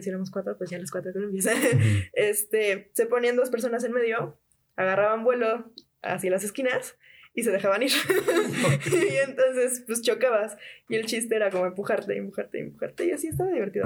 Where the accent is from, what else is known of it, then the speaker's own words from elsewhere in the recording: Puebla, Mexico; estábamos en fraccionamiento no era como que el fraccionamiento más seguro de todo Puebla